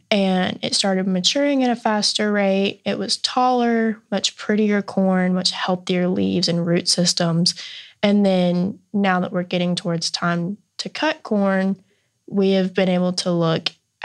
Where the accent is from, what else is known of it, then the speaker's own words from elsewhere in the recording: South Alabama, United States; I'm originally from South Alabama, about 30 minutes directly north of Pensacola, Florida. And I grew up around a lot of cotton and peanuts.